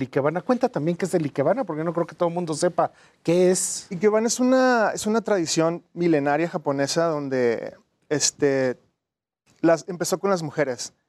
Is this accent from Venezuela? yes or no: no; Tijuana, Baja California, Mexico; moved away as an adult; now in Mexico City, Mexico; Soy de Tijuana originalmente.